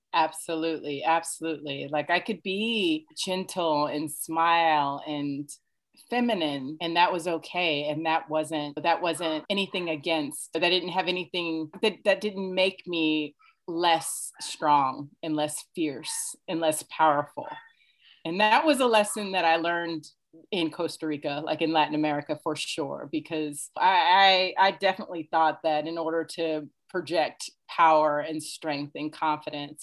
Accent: Indiana, United States; moved away as an adult; also born or lived in New York; I'm from Indiana originally

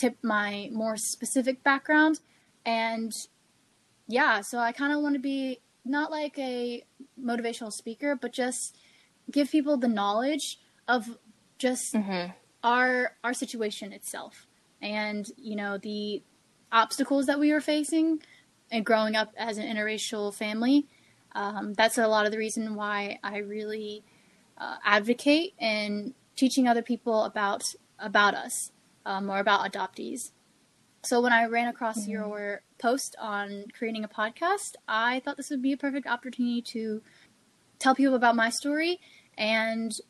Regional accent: the South, United States; moved away as an adult; also born or lived in China; now in Florida, United States; I grew up from the South, we have this type of over-encompassing culture

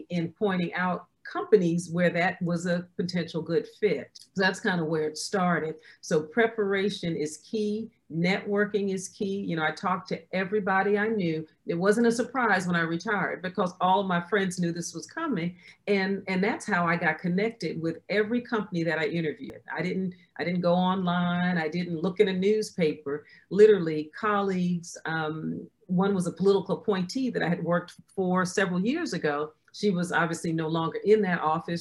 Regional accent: New York, United States; moved away as an adult; now in Tampa, United States; I'm originally from New York

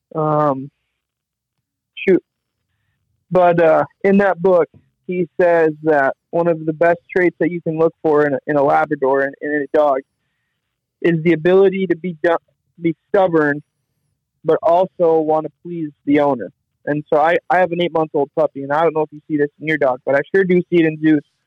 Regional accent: South Dakota, United States; I'm from South Dakota.

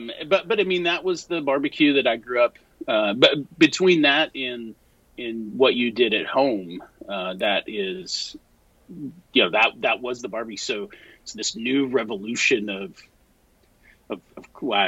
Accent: Salado, Texas, United States; moved away as an adult; now in Dallas, United States; I'm from a really small town in central Texas, Salado, Texas

